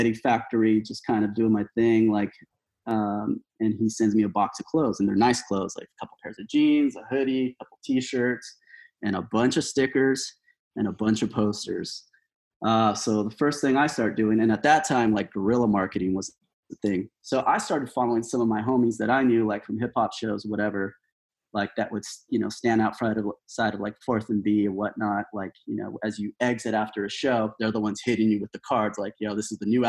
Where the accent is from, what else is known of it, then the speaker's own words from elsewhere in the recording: Lynwood, California, United States; also born or lived in Bell, California / Alhambra, California / West Covina, California / La Verne, California; I was born in Linwood, California, 1979